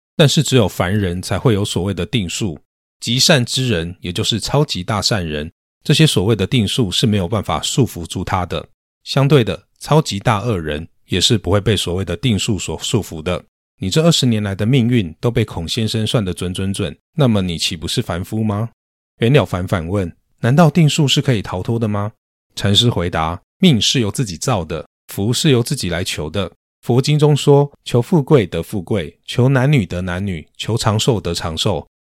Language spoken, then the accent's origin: Chinese; northern Taiwan, Taiwan; 我是北部人，曾经因为公司政策的缘故，被轮调到南部工作